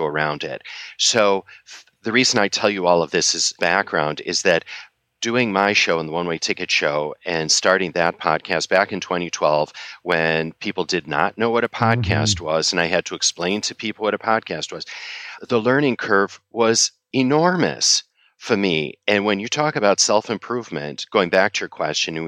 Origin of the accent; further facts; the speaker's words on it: Chicago, Illinois, United States; also born or lived in China; now in New York, United States; I'm a third generation Chicagoan. And when people ask me where I'm from, I say, I'm from Chicago, but I live in New York